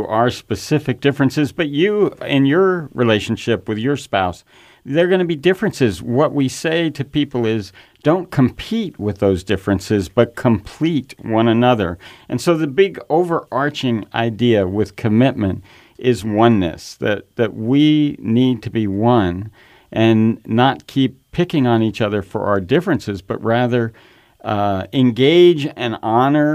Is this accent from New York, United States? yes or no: yes; New York, United States; moved away; I grew up in New York